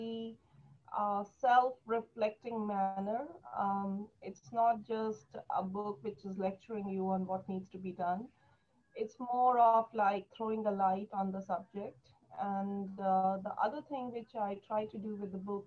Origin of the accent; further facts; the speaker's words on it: New Delhi, Delhi, India; moved away as an adult; now in United States; I was born and raised in New Delhi, India